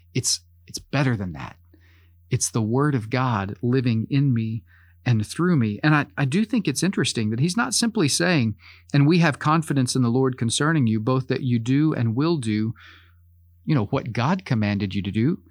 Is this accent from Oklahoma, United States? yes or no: yes; Oklahoma, United States; As an American, as someone who grew up in Oklahoma